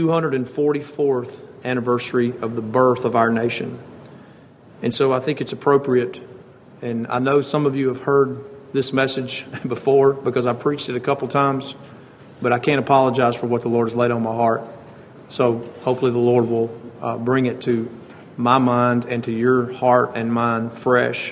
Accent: United States; as American citizens

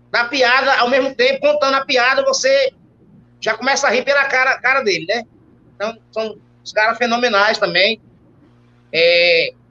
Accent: Northeast Region, Brazil; Meu amigo, eu sou nordestino, eu não vou comer uma coisa dessa para depois a minha barriga tá.

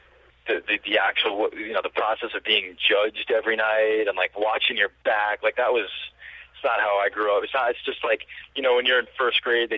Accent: New York, United States; as a New Yorker

